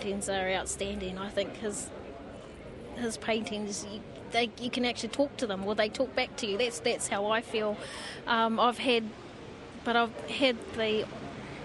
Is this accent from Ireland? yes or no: no; Gisborne, New Zealand; also born or lived in Tawa, Wellington; now in Wellington, New Zealand; Home is in, well, we live in Tawa. We're actually from Gisborne, so where we live in Tama, Wellington.